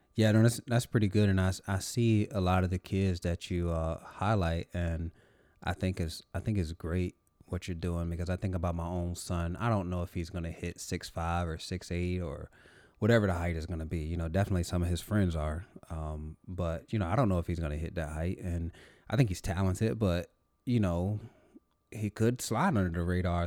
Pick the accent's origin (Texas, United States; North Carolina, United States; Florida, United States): North Carolina, United States; moved away; I'm actually originally from North Carolina, nowhere near Fort Bragg